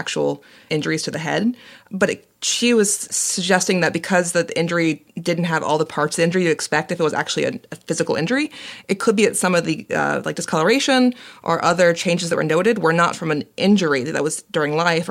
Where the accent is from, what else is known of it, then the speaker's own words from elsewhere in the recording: Fulton County, Georgia, United States; Fulton County, my hometown